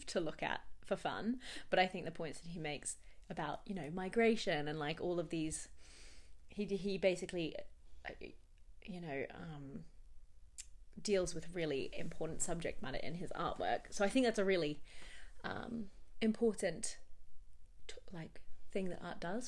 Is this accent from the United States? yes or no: no; Australia; as an Australian